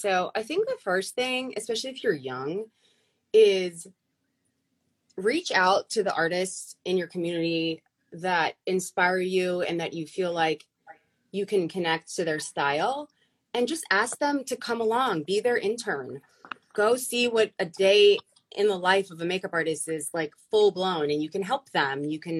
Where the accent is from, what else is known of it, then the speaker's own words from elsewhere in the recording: New York, United States; born there; Yeah. So I was born in New York.